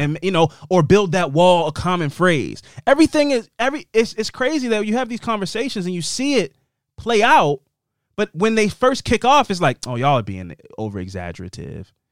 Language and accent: English; Tucson, Arizona, United States; I was born here. I pay taxes here. I live here.